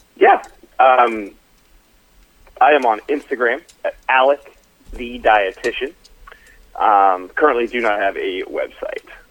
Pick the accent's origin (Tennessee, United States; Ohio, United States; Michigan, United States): Ohio, United States; Dayton; moved away as an adult; also born or lived in Cincinnati, Ohio; now in Dallas, United States; born and raised though in, in Dayton, Ohio